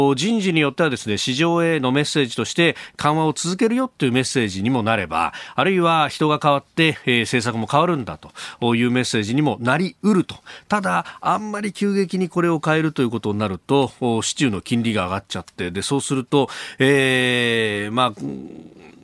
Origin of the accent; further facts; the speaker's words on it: Kanagawa, Japan; 神奈川県立おっぱま高校ってところの出身